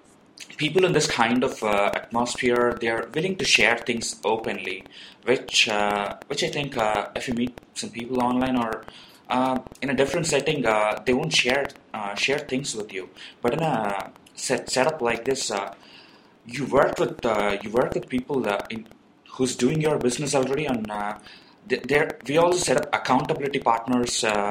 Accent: India; being an Indian

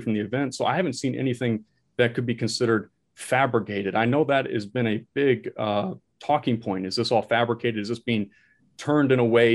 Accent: Florida, United States; also born or lived in Nebraska; I'm originally from Florida. I came back to Florida. I was always a resident here

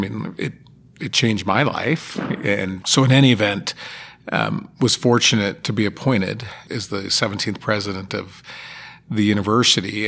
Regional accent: Sparks, Nevada, United States; I grew up in Sparks

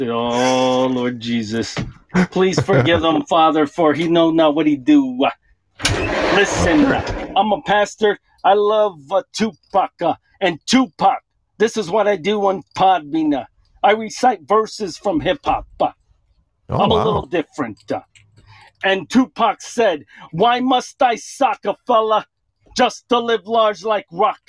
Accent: the South, United States; Yes. I am from the South.

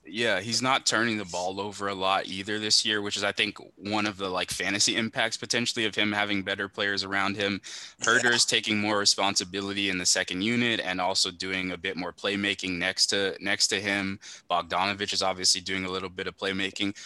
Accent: Miami, Florida, United States; I'm from Miami

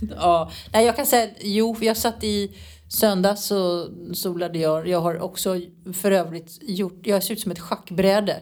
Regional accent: Sweden; moved away as an adult; now in Nerja, Spain; hemma i Sverige

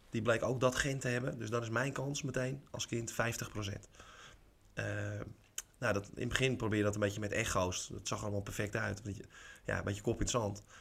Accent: Alkmaar, North Holland, Netherlands; ik kom uit Alkmaar zelf. Dus ik heb in de jeugd Alkmaarse Boys heb ik gespeeld.

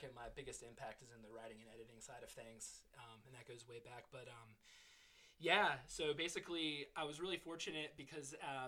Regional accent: Virginia Beach, Virginia, United States; my own friends that I grew up here with in Virginia Beach

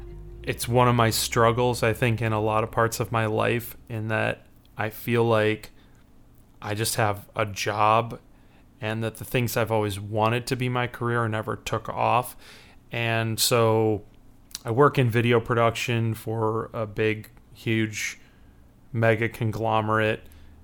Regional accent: Chicago, Illinois, United States

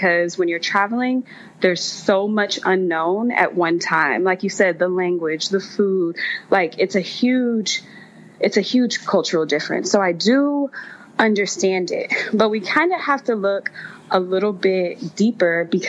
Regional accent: Texas, United States; I'm from Texas

